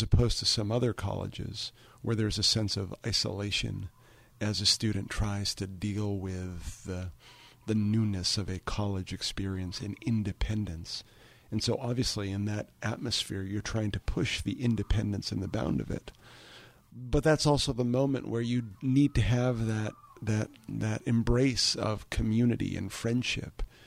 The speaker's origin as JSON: {"language": "English", "town": "Taunton", "region": "Massachusetts", "country": "United States", "tie": "born or raised there", "said": "Growing up in Taunton, I was always familiar with Stonehill"}